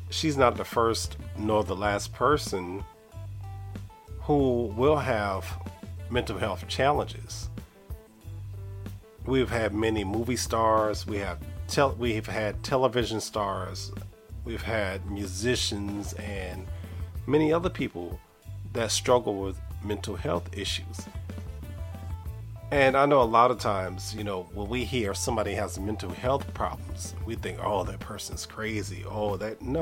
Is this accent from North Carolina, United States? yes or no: yes; Raleigh, North Carolina, United States; I'm your host from Raleigh, North Carolina.